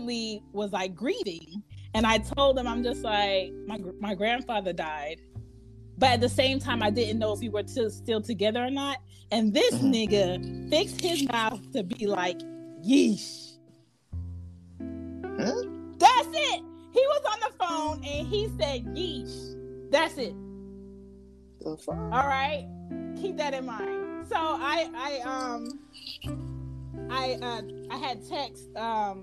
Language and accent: English; Philadelphia, Pennsylvania, United States; moved away; also born or lived in New York; I'm an East Coast girl. I'm from Philly.